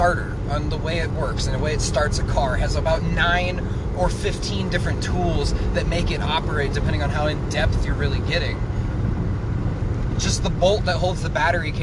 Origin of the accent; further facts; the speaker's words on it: Nevada, United States; I'm from Nevada